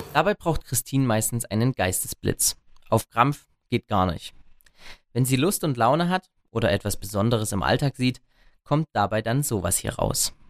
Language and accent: German; Erzgebirge, Saxony, Germany; bei uns im Erzgebirge hat die Mundart eine entscheidende Bedeutung